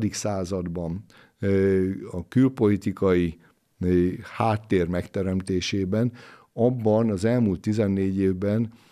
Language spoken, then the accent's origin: Hungarian; Great Hungarian Plain, Hungary; mint alföldi kunemberé